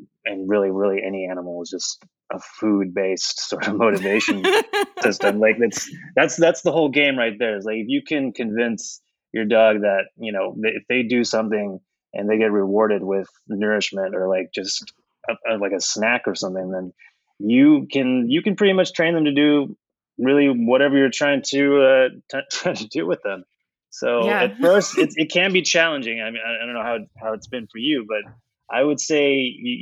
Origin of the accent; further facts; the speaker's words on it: Oklahoma, United States; moved away as an adult; now in Chicago, United States; I grew up in Oklahoma for most of my life. And then I moved to Chicago in 2010